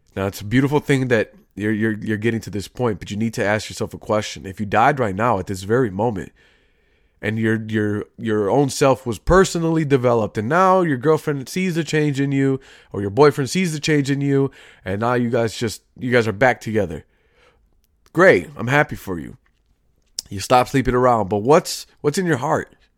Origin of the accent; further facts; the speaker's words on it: Chicago, Illinois, United States; I grew up in Chicago, currently still am.